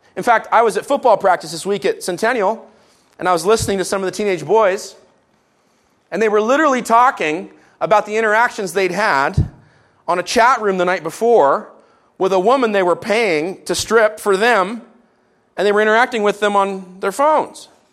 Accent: Canada; as Canadians

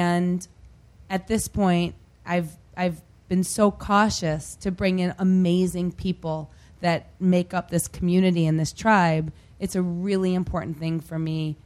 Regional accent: Detroit, Michigan, United States; moved away; I grew up outside of Detroit, and I'm a proud Detroiter

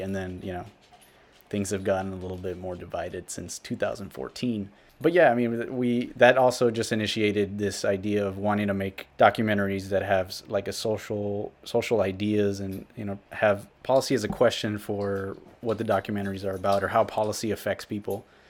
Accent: Rio Grande City, Texas, United States; I am from South Texas. I grew up along the U S Mexico border in a small town called Rio Grande City

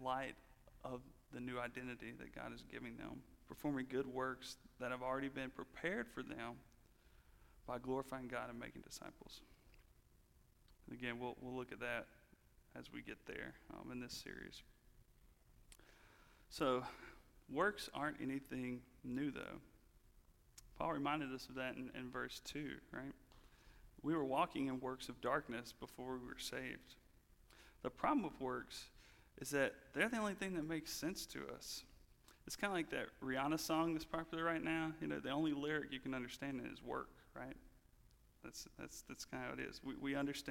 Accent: the Bible Belt, United States; I grew up in the Bible Belt

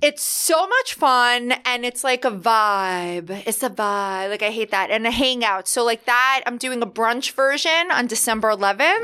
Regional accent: New York, United States; I grew up in New York

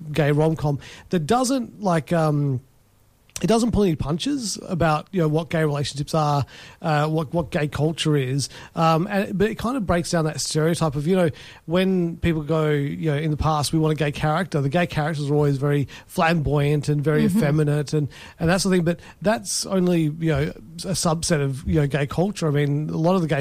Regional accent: England, United Kingdom; now in Perth, Australia; I go pints and half pints. I'm English.

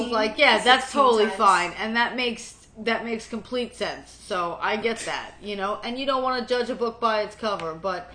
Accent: New York City, New York, United States; I grew up in Brooklyn.

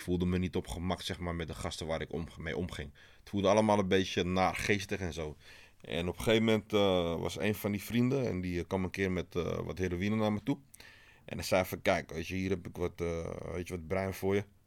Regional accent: Amsterdam, North Holland, Netherlands; ik groeide op in Amsterdam-West

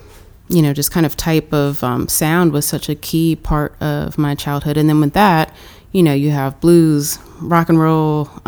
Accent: Florida, United States; moved away as an adult; also born or lived in Lexington, Kentucky / Tennessee; now in New York, United States; So I was born in Lexington, Kentucky, but I was raised mostly in Florida and a little bit of South Florida and North Florida, both. So most recently, my family, when I was a teenager, moved all to North Florida, and that's where they still are.

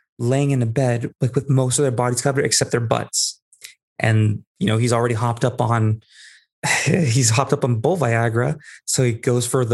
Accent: Bay Area, California, United States; I'm from the Bay Area specifically.

